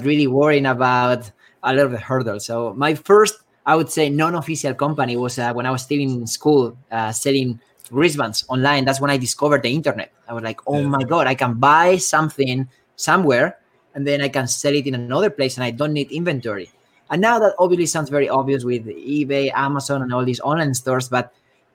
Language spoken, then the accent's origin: English; Spain; moved away as an adult; also born or lived in Bay Area, United States; now in San Francisco Bay Area, United States; I'm originally from Spain.